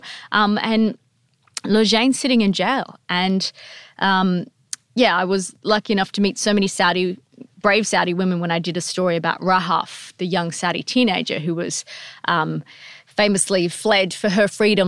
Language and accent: English; Perth, Western Australia, Australia; also born or lived in Fremantle; I'm from West Australia, so yeah. I grew up, my dad was in Fremantle, my mum lived up closer to Perth.